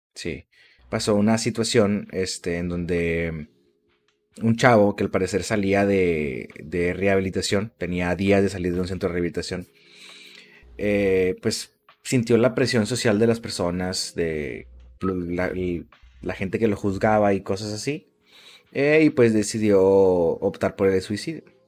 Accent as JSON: {"language": "Spanish", "country": "Mexico", "said": "somos así los mexicanos"}